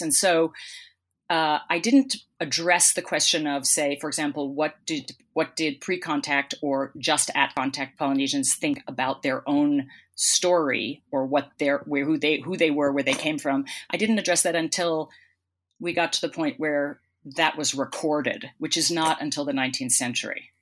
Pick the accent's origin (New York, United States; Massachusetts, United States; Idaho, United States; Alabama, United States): Massachusetts, United States; Boston; moved away as an adult; also born or lived in Melbourne, Australia / West Coast, United States; I come from Boston, you know, and, and I live in Boston now